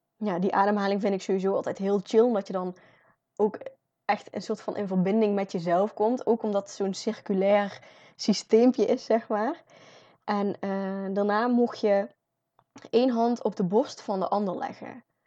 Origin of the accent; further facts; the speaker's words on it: North Brabant, Netherlands; als Brabanders